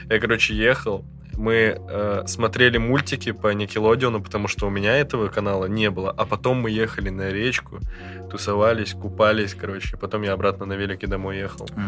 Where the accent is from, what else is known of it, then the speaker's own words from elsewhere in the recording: Yakutsk, Sakha Republic, Russia; moved away; Но я рос в Якутске